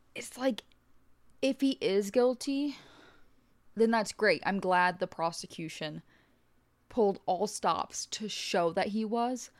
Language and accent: English; United States; we're American